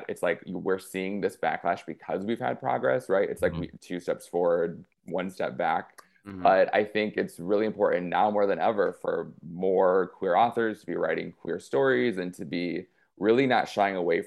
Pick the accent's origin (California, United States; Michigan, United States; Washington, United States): Michigan, United States; Clio; I'm from Clio, which I'll do the annoying thing and raise my hand and point to where I'm from. Outside of Flint.